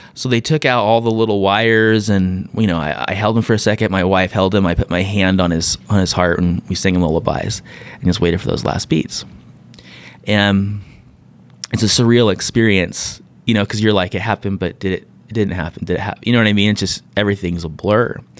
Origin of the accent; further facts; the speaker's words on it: San Diego, California, United States; born and raised in San Diego.